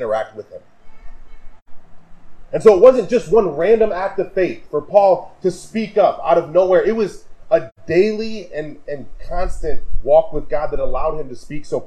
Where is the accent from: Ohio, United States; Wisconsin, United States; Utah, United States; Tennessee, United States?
Wisconsin, United States; now in Kalamazoo, United States; growing up in Wisconsin